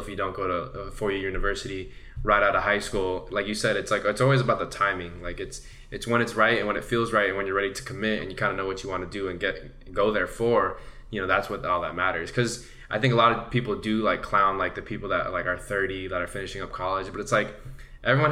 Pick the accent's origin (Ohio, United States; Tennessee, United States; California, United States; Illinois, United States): California, United States; Santa Ana; where I grew up in Santa Ana